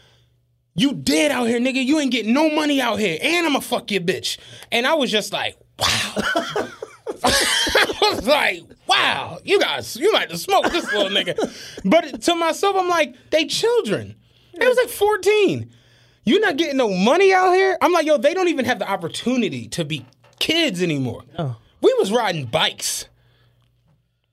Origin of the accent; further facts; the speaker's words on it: Philadelphia, Pennsylvania, United States; I'm a nigga from Philly